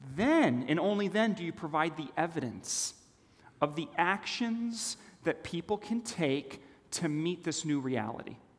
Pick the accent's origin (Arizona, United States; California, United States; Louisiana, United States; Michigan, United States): California, United States; Los Angeles; also born or lived in Switzerland; when I was nine years old, my family moved to a foreign land Los Angeles, California